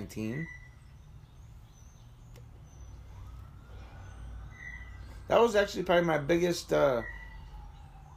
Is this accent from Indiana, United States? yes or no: no; Asheville, New York, United States; moved away as an adult; also born or lived in Erie / Buffalo / Baltimore / New Jersey; now in Jamestown, United States; My hometown is Asheville, New York, which is about 10 miles. Well, the house I grew up in is 10 miles to the southwest